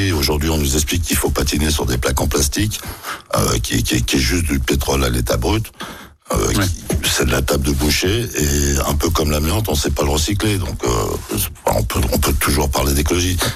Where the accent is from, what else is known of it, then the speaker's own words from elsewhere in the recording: Nouvelle-Aquitaine, France; c'est un engagement, on vient du Lot-et-Garonne. Le Parti radical, euh, la figure de proue, la loi de 1905, dans le Lot-et-Garonne, comme disait …, on bouffait du curé